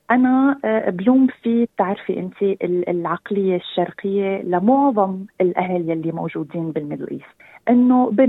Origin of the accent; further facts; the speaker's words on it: Syria; also born or lived in Sydney, Australia; now in Australia; من مواليد سيدني أستراليا مغنية كاتبة أغاني ملحنة وكونتنت كرييتر اون تيك توك خريجة أدب إنجليزي من جامعة تشرين في سوريا ومؤخرا عدت الاستقرار بأستراليا